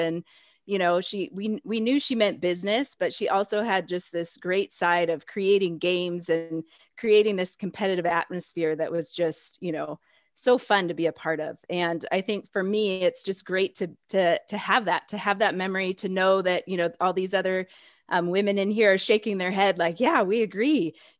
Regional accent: Idaho, United States; I came from Idaho and I didn't really have a great experience there.

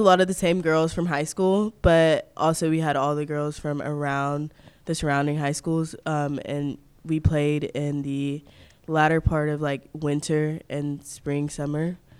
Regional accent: New Bern, North Carolina, United States; born there; also born or lived in Mississippi / Florida; now in Germantown, United States; Well, I was born in New Bern, North Carolina, which is a couple of hours from Raleigh. And then I moved to Starkville, Mississippi for about 5 years. And then I moved to Pensacola, Florida.

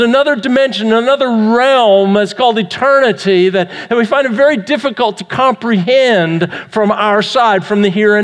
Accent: Vancouver, British Columbia, Canada; I grew up in Vancouver, Canada

